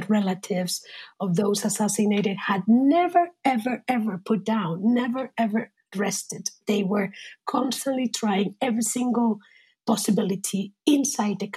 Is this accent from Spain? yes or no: yes; Spain; now in San Francisco, United States